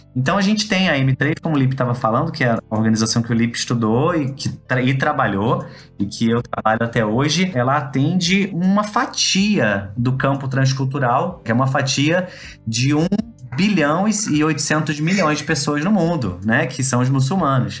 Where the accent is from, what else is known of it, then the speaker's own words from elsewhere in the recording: Rio de Janeiro, Brazil; also born or lived in Belo Horizonte; Sou carioca também.